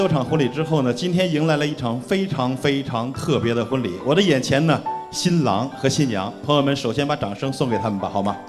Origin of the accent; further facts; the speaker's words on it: China; 我们中国人对于婚姻、对于婚礼讲究的是见证。